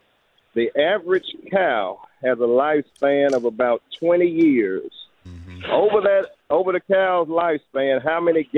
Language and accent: English; Starkville, Mississippi, United States; now in Brandon, United States; I'm calling from Brandon, but my hometown is Starkville.